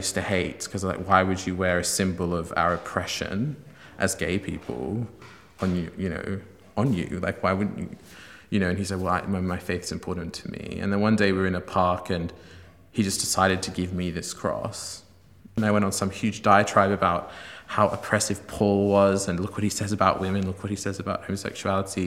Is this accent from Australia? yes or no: yes; Sydney, New South Wales, Australia; I'm originally from Sydney, Australia, where I was raised by an agnostic family